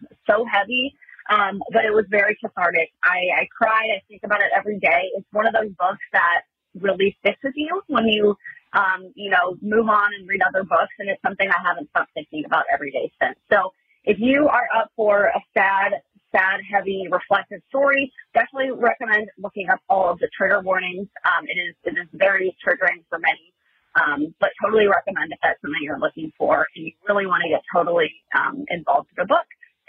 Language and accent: English; Cleveland, Ohio, United States; I am from Cleveland, Ohio.